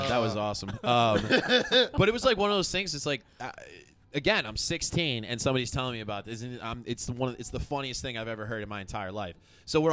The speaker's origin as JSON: {"language": "English", "country": "United States", "tie": "born or raised there"}